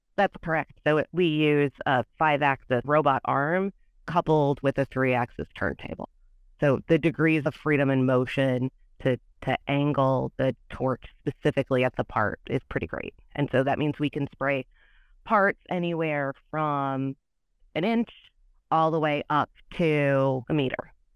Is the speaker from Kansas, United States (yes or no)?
no; Michigan, United States; moved away; also born or lived in Illinois; I'm from Michigan, and my schooling is all in Illinois